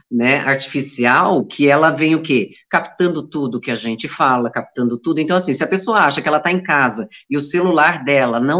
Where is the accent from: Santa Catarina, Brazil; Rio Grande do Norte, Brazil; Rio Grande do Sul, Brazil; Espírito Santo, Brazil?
Santa Catarina, Brazil; moved away; Eu vim de Santa Catarina com sotaque carregado. Eu, quando eu volto para lá, eu demoro uns dois dias para voltar a falar sem sotaque.